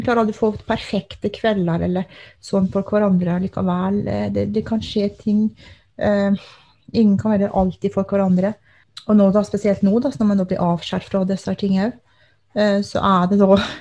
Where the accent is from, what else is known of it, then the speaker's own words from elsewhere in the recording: Telemark, Norway; now in Alta, Norway; jeg er eh, opprinnelig fra Telemark, men har bodd her i Alta i over 20 år.